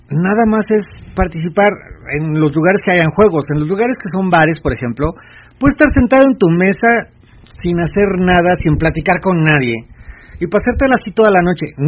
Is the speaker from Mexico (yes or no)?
yes; Mexico City, Mexico; Soy de la Ciudad de México.